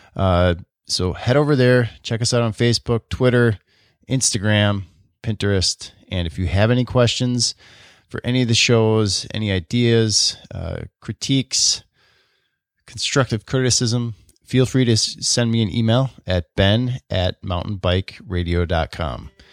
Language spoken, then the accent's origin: English; Oconomowoc, Wisconsin, United States; born or raised there